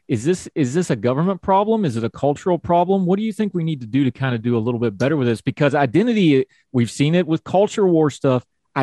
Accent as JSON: {"language": "English", "region": "West Virginia", "country": "United States", "also_born_or_lived": "the West", "accent": "Appalachian", "said": "I'm as Caucasian as Caucasian gets. You know, I'm a hillbilly from West Virginia"}